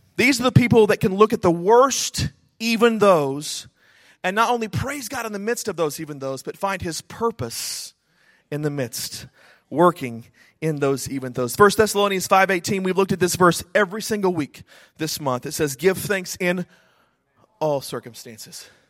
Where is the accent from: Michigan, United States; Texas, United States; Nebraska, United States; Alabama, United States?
Texas, United States; Snyder; I grew up in Snyder, Texas, a small town in West Texas of about 10,000 people